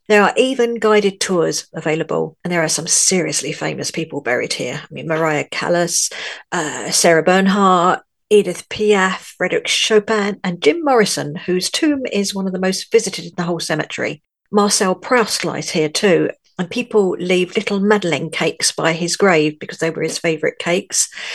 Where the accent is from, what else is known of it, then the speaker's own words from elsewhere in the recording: London, United Kingdom; moved away as an adult; now in France; I was, as you may be able to tell from my accent, born in London.